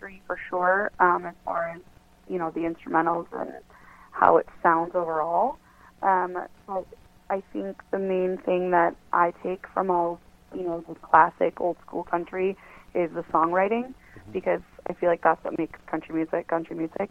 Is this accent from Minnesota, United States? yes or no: yes; Minnesota, United States; I'm from Minnesota, so if you don't play hockey, people probably think you're a little strange